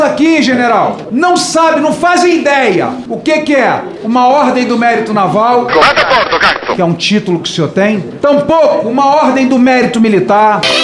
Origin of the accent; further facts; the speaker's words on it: Brazil; sou brasileiro